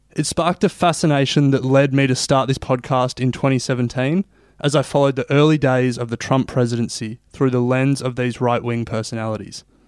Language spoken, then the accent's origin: English; Australia; I'm not American, I'm Australian, and coming from the other side of the world